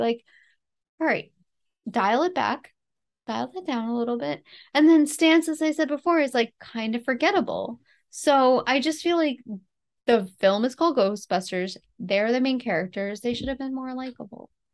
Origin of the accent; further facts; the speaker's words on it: New York City, New York, United States; my hometown in the, like, early eighteen hundreds